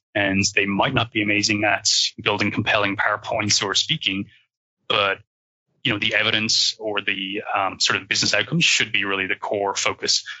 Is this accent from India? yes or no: no; Ireland; accent: Irish; you might be able to hear that I'm Irish uh, with the accent.